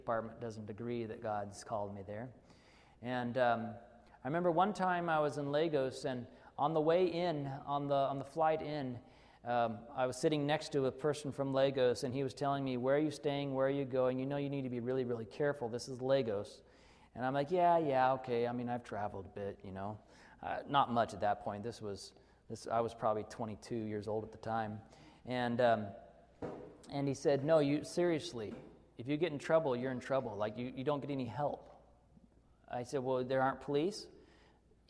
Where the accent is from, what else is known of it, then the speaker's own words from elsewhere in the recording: Arkansas, United States; I grew up in Arkansas, where we would go on vacation for a few weeks and never lock our house